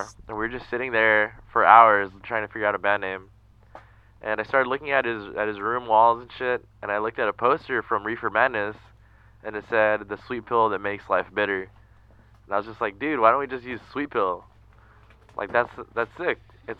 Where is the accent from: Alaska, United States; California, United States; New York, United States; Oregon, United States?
California, United States; El Monte; born or raised there; also born or lived in Boyle Heights